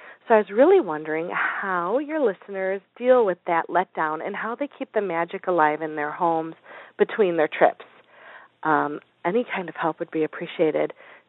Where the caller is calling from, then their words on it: Chicago, Illinois, United States; I'm calling from the Chicagoland area where it's very cold.